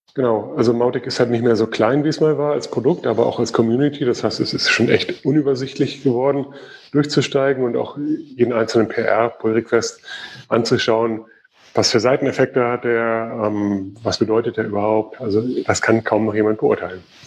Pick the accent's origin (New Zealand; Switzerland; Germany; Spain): Germany; Bei uns in Deutschland